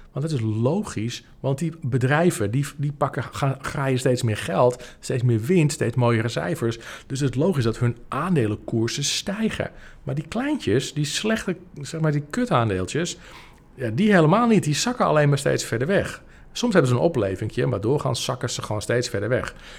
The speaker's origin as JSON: {"language": "Dutch", "region": "Apulia", "country": "Italy", "moved": "yes", "said": "de provincie Puglia, waar, eh, waar ik vandaan kom."}